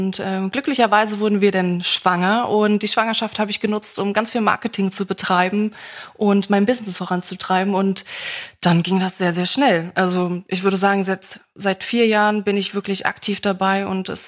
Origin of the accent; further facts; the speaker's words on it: Berlin, Germany; Also ich bin Berliner, aber ja, durch die Ossis sind immer an die, an die Ostsee auch gefahren.